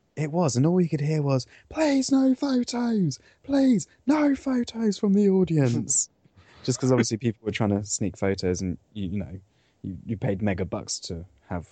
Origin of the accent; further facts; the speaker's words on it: Cornwall, South West England, United Kingdom; I come from Cornwall